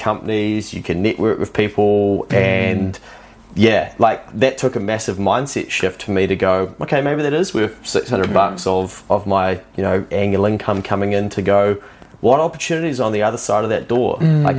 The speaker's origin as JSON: {"language": "English", "country": "New Zealand", "said": "I'm a New Zealander"}